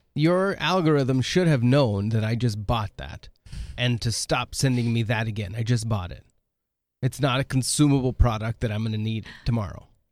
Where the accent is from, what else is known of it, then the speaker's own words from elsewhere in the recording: Oregon, United States; moved away; When I grew up in Oregon